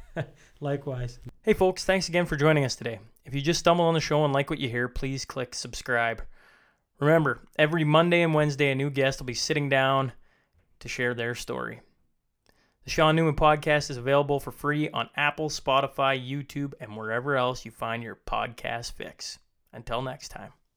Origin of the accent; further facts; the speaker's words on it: Saskatchewan, Canada; growing up in Saskatchewan